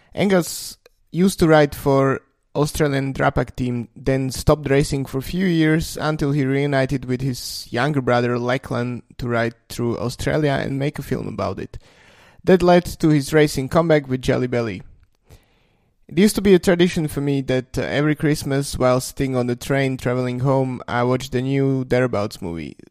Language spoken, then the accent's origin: English; Slovakia; I come from Slovakia